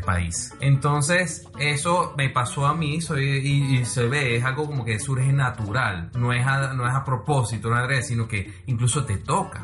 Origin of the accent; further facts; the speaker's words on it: Venezuela; nuestro país, Venezuela